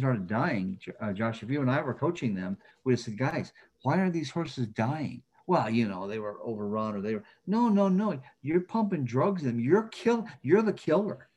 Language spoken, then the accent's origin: English; Flint, Michigan, United States; a kid from Flint, Michigan